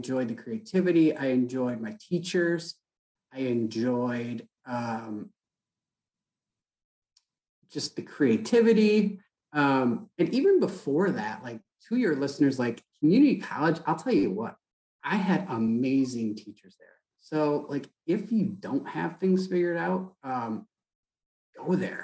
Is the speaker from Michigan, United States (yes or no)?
yes; Saginaw, Michigan, United States; I grew up in Saginaw, Michigan, which is an old GM town